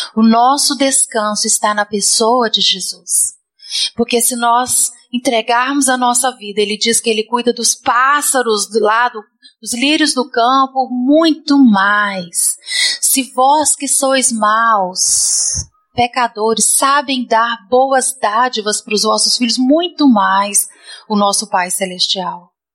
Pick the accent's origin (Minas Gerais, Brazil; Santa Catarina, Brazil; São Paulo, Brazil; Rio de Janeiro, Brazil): Minas Gerais, Brazil; moved away; Nós somos mineiros